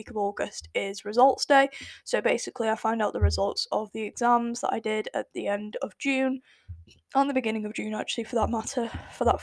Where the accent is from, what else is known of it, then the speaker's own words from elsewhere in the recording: United Kingdom; accent: British; my lovely British accent. I won't really say it's a British accent